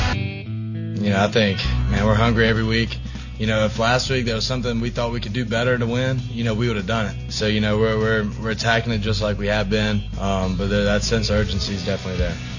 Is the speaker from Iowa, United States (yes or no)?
yes; Des Moines, Iowa, United States; now in Jacksonville, United States; I'm from Des Moines, Iowa